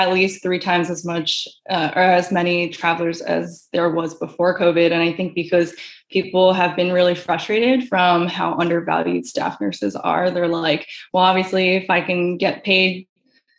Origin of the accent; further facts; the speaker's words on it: New York, United States; moved away as an adult; I born and raised in New York